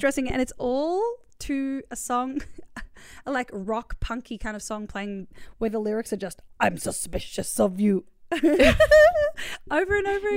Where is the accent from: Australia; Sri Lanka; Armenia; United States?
Australia; we were raised in Australia